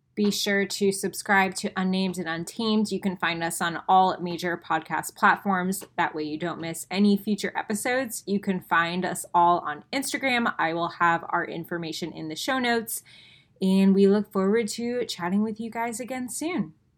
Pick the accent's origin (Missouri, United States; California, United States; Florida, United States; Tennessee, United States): Florida, United States; Tampa; I am from Tampa, Florida